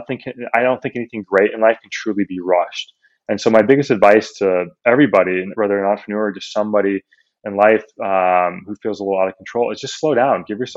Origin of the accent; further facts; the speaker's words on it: Midwest, United States; I grew up in the Midwest